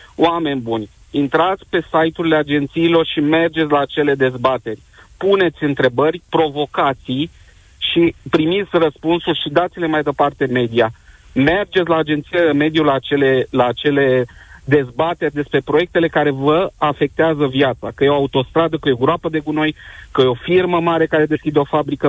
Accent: Cluj-Napoca, Cluj County, Romania; sunt din Cluj-Napoca

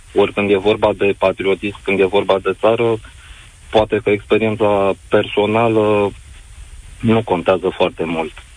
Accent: Romania

